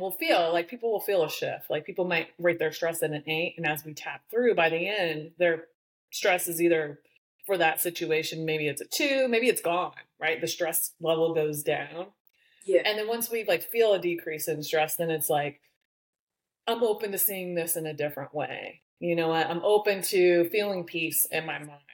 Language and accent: English; the Midwest of the United States, United States; I grew up in the Midwest of the United States. I'm definitely a small town girl